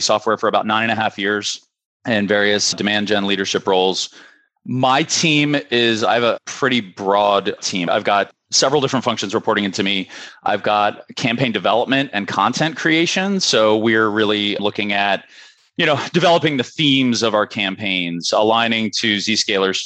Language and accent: English; Darnestown, Maryland, United States; I am based in Darnestown, Maryland, which is about 10 minutes from where I'm from. So I've been here, you know, essentially my whole life